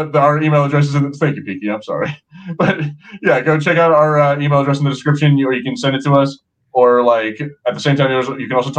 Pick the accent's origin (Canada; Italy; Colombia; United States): United States; I'm American